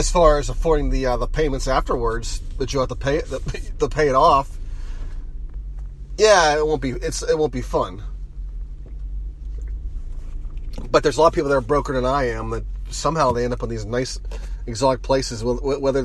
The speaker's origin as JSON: {"language": "English", "area": "Mon Valley", "region": "Pennsylvania", "country": "United States", "tie": "born or raised there", "said": "I grew up in the Mon Valley, and I have that, you know, I know about how bad the air is"}